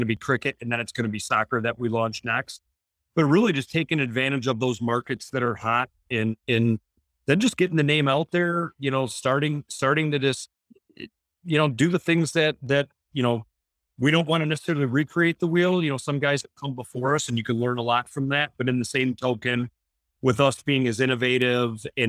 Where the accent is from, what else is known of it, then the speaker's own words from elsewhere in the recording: Detroit, Michigan, United States; we're all from Detroit